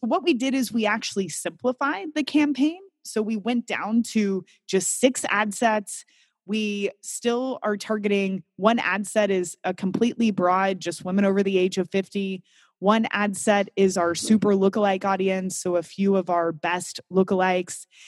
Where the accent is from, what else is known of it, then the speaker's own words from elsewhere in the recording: Kentucky, United States; now in Amsterdam, Netherlands; I grew up in Kentucky